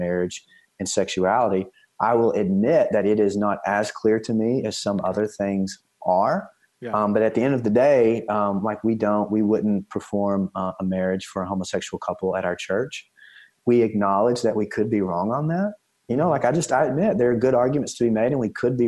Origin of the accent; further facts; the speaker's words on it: East Texas, United States; moved away; I'm from East Texas originally